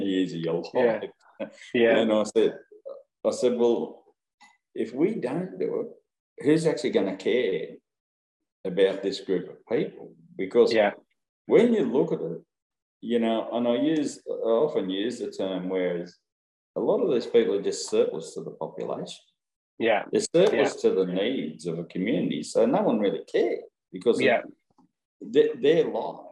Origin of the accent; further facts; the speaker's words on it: Brewarrina, New South Wales, Australia; my hometown of Brewarrina